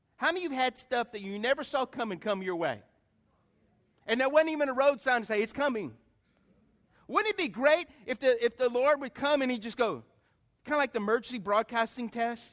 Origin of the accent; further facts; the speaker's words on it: Lafayette, United States; moved away as an adult; also born or lived in New York / Atlanta / Detroit; I was a guy from Lafayette and I was living in New York, Atlanta, you know, Detroit.